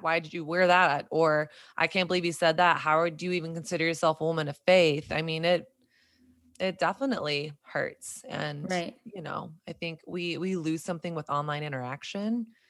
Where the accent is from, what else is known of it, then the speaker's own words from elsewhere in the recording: Southern Bible Belt, United States; moved away as an adult; now in New York City, United States; me growing up in Southern Bible Belt evangelical culture